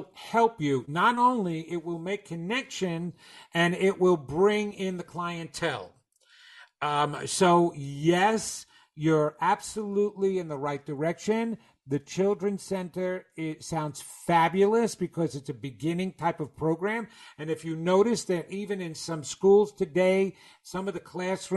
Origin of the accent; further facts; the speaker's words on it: New York, United States; accent: New York; my New York accent